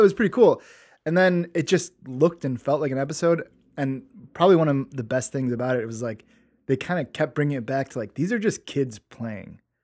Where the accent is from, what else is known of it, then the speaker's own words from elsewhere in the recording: Forest Park, United States; I grew up in Forest Park